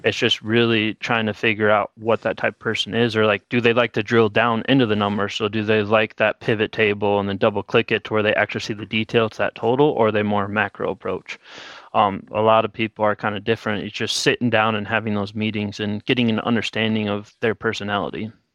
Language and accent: English; Miller, South Dakota, United States; moved away as an adult; now in Bismarck, United States; I'm from a small town in Miller, South Dakota, about fifteen hundred people